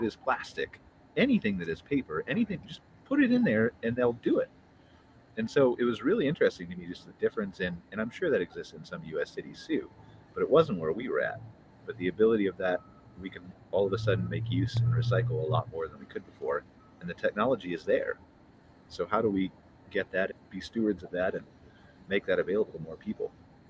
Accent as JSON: {"language": "English", "town": "Cleveland", "region": "Ohio", "country": "United States", "moved": "yes", "lives_now": "Canada", "said": "interesting things moving up to Canada. I know this is unrelated, but the recycling aspect of it, because I came from Ohio and there was very few things plastic-wise."}